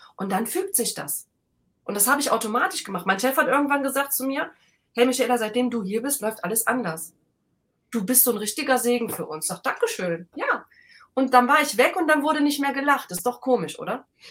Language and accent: German; Rhineland, Germany; ich bin halt ein Rheinländer